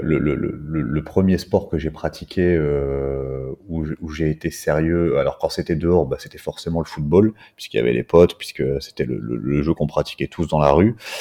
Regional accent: Belgium; moved away as an adult; now in Réunion, France; je suis né en Belgique, euh, j'habite depuis 13 ans maintenant sur l'île de la Réunion

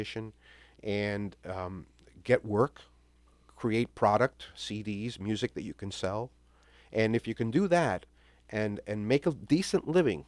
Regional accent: New York City, New York, United States; now in South Florida, United States; born and raised in New York City

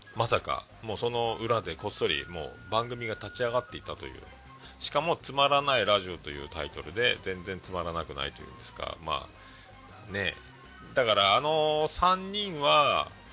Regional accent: Fukuoka, Japan; 僕らの中学校は、まあ、福岡があの福岡では僕らの世代で言うともう、まあ、福岡ってどこ中って聞く文化

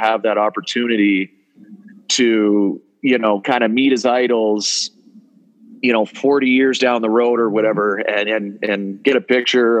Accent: Waterloo, Ontario, Canada; growing up in Southern Ontario

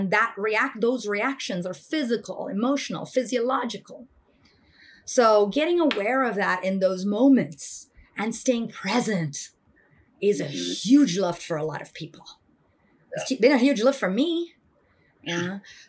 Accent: India; And like, I come from India and like, you know, I grew up around meditation with my grandfather early in the mornings

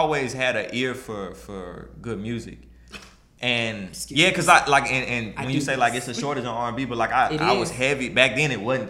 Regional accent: Memphis, Tennessee, United States; now in Nashville, United States; Because I grew up in South Memphis, to be exact.

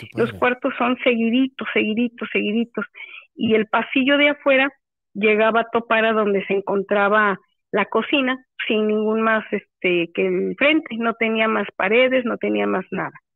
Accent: Córdoba, Veracruz, Mexico; also born or lived in Cuautlapan, Veracruz; yo soy nativa de Córdoba

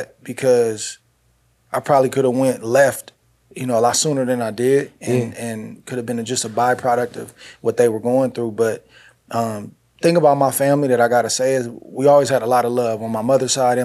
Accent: Northern California, United States; I grew up in Northern California

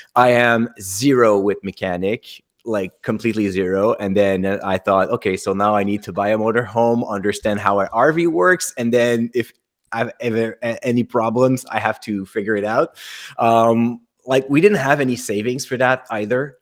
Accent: Canada; accent: French Canadian; I'm French Canadian by the accent

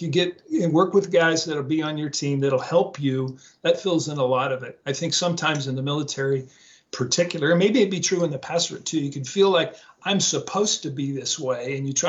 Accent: West Coast, United States; Not a Seahawks fan because I grew up in the West Coast

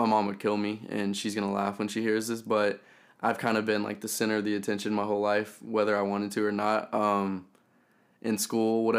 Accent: Elizabethtown, Kentucky, United States; moved away as an adult; now in Nashville, United States; I grew up in a small town in Kentucky called Elizabethtown

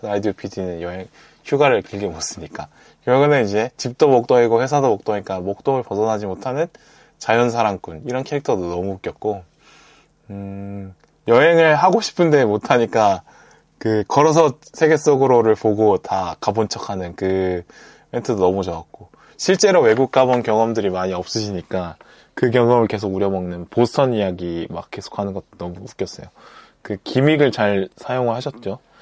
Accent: Busan, South Korea; moved away as an adult; 저도 고등학교를 부산에서 다녔기 때문에 어떤 부산 사람으로서의 감성을 갖고 세상을 보는 느낌이 있다고

